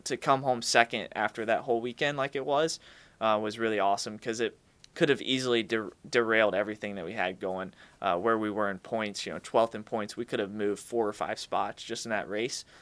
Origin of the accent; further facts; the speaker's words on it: Charlotte, North Carolina, United States; I grew up in Charlotte